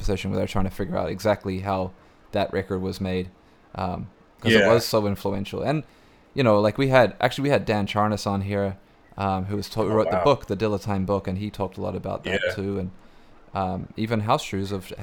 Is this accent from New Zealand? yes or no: yes; New Zealand; moved away; I grew up in New Zealand, and we had an Extra Large shop in New Zealand